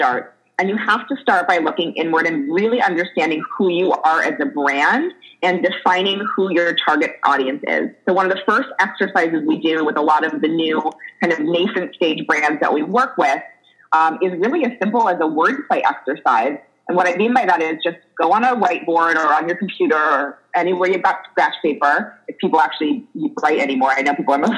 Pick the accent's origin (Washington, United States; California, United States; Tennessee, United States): California, United States; Los Angeles; also born or lived in New Jersey / San Francisco; I am an LA native, so I'm actually … from Laurel Canyon.